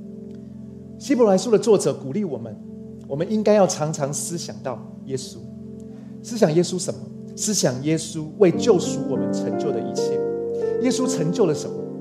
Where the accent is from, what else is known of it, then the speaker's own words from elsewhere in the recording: Taiwan; also born or lived in Chiayi; 终于可以放假回来台湾